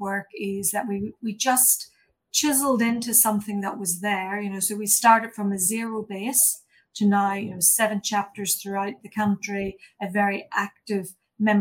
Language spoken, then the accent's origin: English; Ireland; moved away as an adult; also born or lived in England; now in New Zealand; you'll hear from my accent and hopefully you'll guess that I'm not originally from Aotearoa. So I started my life back in Ireland